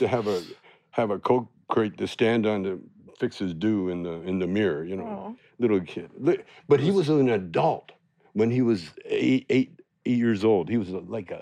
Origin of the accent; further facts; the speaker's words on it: Canada; moved away as an adult; now in United States; I'm a Canadian